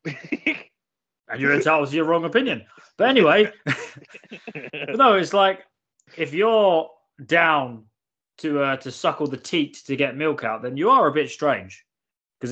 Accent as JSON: {"language": "English", "country": "United Kingdom", "said": "I am indeed British."}